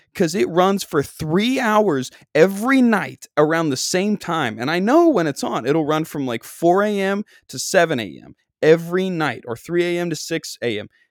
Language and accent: English; Long Island, New York, United States; I'm from Long Island, and I hang out on Long Island all day, every day.